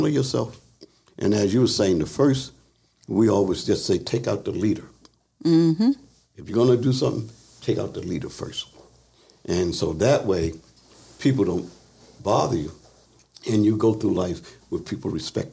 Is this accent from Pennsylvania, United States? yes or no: yes; Philadelphia, Pennsylvania, United States; moved away; I was raised part of my life in Philadelphia